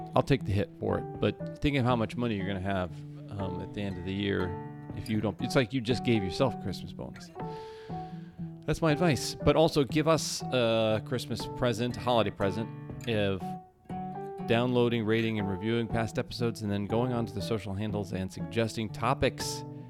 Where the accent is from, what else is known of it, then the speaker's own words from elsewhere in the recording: Midwest, United States; also born or lived in Minnesota; now in Southern California, United States; I'm from the Midwest